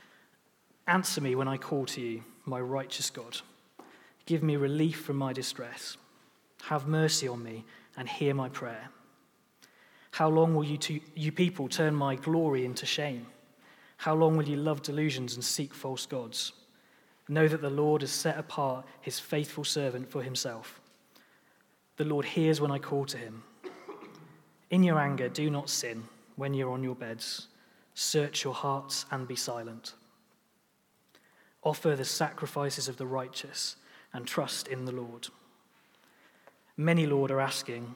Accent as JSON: {"language": "English", "town": "Lancaster", "region": "North West England", "country": "United Kingdom", "tie": "born or raised there", "also_born_or_lived": "St Andrews", "moved": "yes", "lives_now": "Chester, United Kingdom", "said": "we grew up in Lancaster in the northwest of England"}